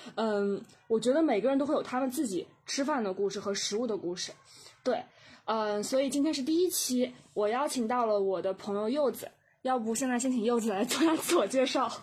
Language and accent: Chinese; Jiangsu, China; moved away as an adult; also born or lived in Beijing; now in Guangzhou, China; 我是在江苏长大